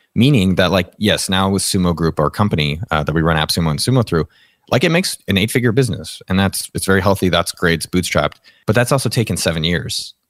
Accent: San Jose, California, United States; born and raised in San Jose, California, representing the four oh eight

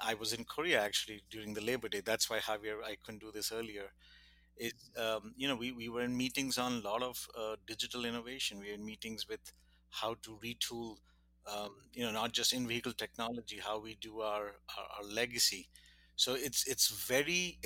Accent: India; moved away; I grew up in India

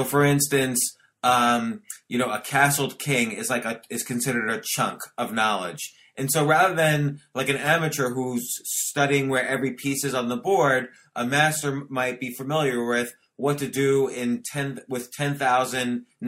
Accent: New York City, New York, United States; I grew up in Washington Square Park.

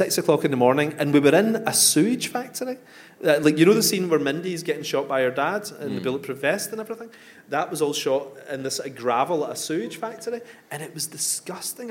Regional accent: Coatbridge, Scotland, United Kingdom; I come from Coatbridge

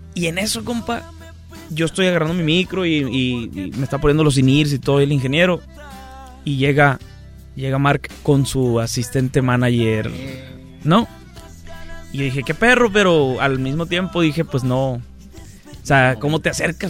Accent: Mexico; yo pues soy mexicano, no tengo papeles de acá

